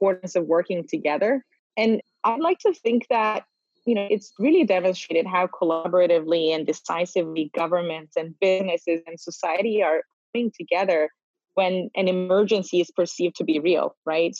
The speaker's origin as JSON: {"language": "English", "region": "North Cyprus", "country": "Cyprus", "tie": "born or raised there", "moved": "yes", "said": "I am born and raised in North Cyprus."}